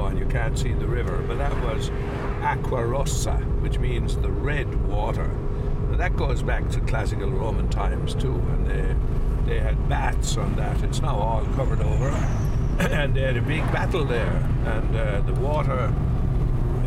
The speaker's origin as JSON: {"language": "English", "region": "North Tipperary", "country": "Ireland", "tie": "born or raised there", "also_born_or_lived": "Hamburg, Germany / Rome, Italy", "moved": "yes", "lives_now": "Italy", "said": "I grew up in North Tipperary as a child"}